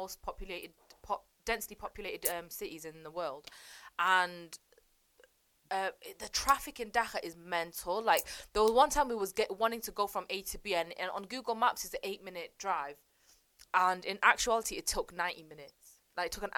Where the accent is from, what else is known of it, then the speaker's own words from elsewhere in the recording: Manchester, North West England, United Kingdom; I do rep Longsight